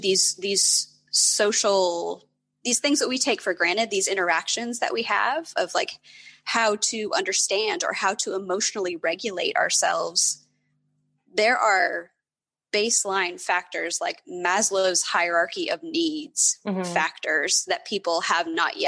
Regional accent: Appalachia, United States; moved away; I grew up in Appalachia and poverty is very widespread

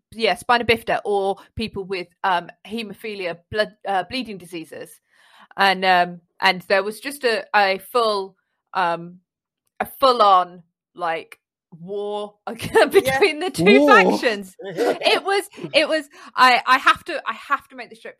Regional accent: London, United Kingdom; I grew up in London.

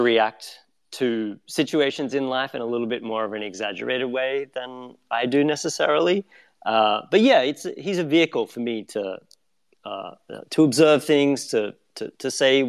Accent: Australia; moved away as an adult; now in New York, United States; my own experiences growing up in Australia.

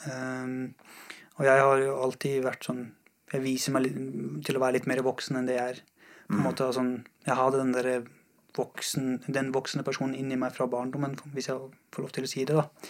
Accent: Mashhad, Razavi Khorasan, Iran; also born or lived in Afghanistan; now in Norway; Jeg, jeg har vokst opp i Iran. Uh, jeg har bodd i Iran, i en by som heter Mashhad.

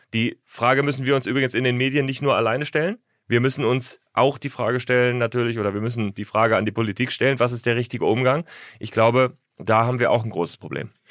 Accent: Northern Germany, Germany; Ich komme ja aus Norddeutschland.

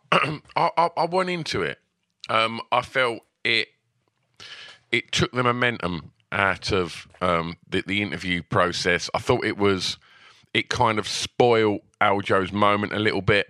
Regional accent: United Kingdom; we're British fans

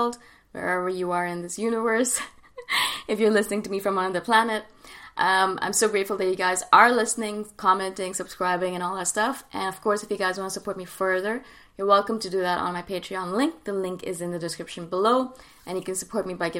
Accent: Canada; instead of living and growing up in India, I grew up and lived in Canada

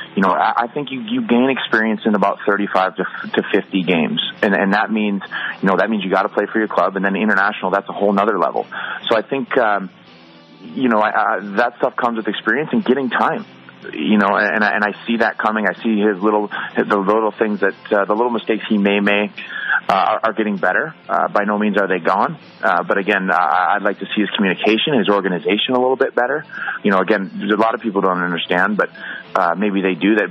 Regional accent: Green Bay, Wisconsin, United States; moved away as an adult; growing up in Wisconsin, midwestern town

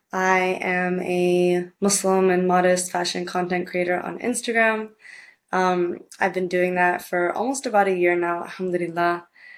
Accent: Puerto Rico; also born or lived in United States; And when I was in Puerto Rico, because I spent part of my childhood growing up in Puerto Rico back and forth between the states, the schools there are Catholic private schools.

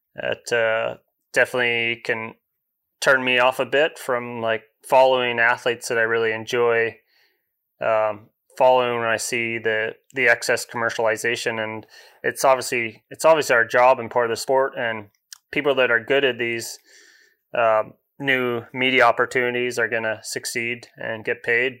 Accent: Comox Valley, Vancouver Island, British Columbia, Canada; also born or lived in England; growing up on Vancouver Island, grew up, um, Comox Valley kinda halfway up

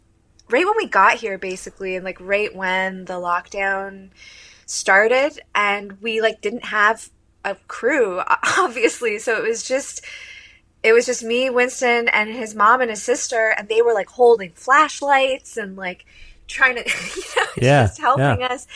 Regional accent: Hamilton, Ontario, Canada; moved away as an adult; now in New York, United States; I moved to New York from Hamilton, 2017

